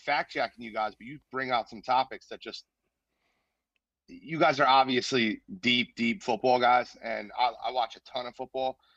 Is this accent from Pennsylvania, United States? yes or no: yes; Philadelphia, Pennsylvania, United States; Grew up in Philly, born and raised in Philly, um, lived in North Philly, then moved to the Northeast when I got a little older